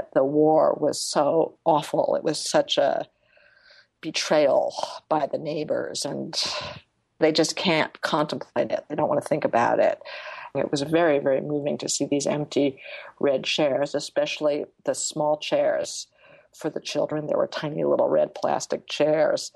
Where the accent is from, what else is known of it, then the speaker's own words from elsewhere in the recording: United States; as an American